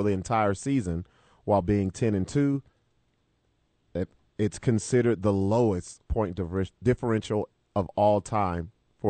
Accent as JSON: {"language": "English", "country": "United States", "said": "We're American."}